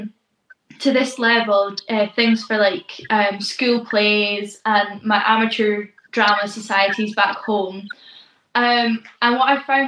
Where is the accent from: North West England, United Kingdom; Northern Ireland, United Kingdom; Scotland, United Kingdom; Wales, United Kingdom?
Scotland, United Kingdom; East Neuk of Fife; I'm from the East Nuke of Fife, is a tiny little coastal section. That's where I was raised.